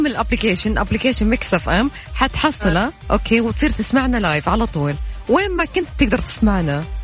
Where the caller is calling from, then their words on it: Mecca, Makkah Province, Saudi Arabia; أنا من مكة